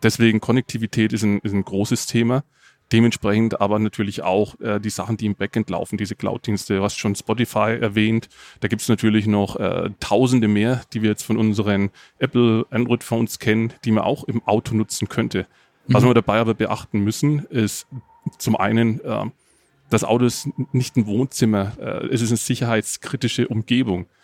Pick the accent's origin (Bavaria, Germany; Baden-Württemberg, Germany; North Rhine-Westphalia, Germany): Bavaria, Germany; the area around Nuremberg; ich komme aus der Gegend um Nürnberg